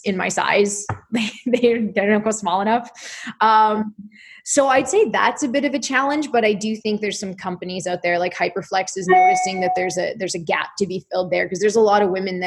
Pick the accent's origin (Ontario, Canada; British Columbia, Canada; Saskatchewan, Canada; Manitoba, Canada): Ontario, Canada; Wasaga Beach; also born or lived in Halifax; I grew up here. Like, I grew up in Wasaga Beach